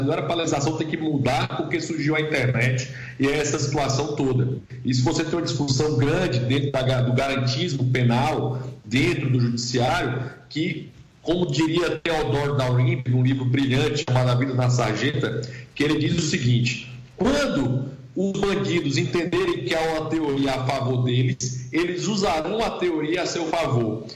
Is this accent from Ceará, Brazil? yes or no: yes; Ceará, Brazil; eu sou cearense